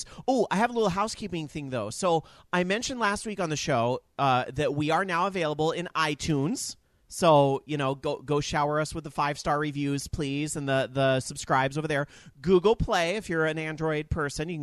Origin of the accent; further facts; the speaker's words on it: Sacramento, California, United States; my hometown, SAC